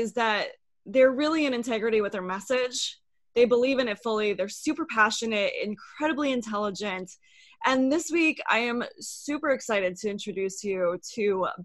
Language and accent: English; Midwest, United States; I grew up in the Midwest as well